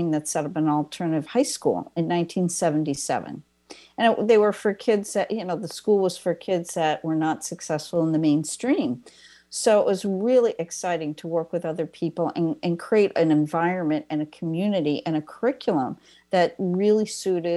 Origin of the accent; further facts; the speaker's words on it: East Coast, United States; I'm from the East Coast